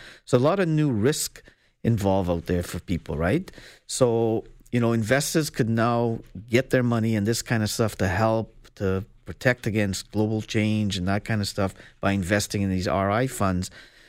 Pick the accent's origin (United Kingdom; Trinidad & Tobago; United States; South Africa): Trinidad & Tobago; You know, I'm from Trinidad, right? I was mm-hmm. born there.